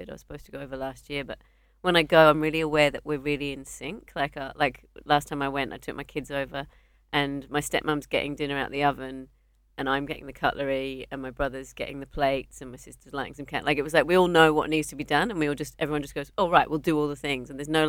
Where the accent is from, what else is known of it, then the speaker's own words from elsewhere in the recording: Australia; I'm here for 10 days. I'm visiting from Australia.